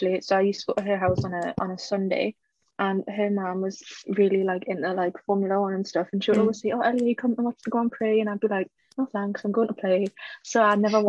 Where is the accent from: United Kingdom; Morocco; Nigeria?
United Kingdom; England; we're both from England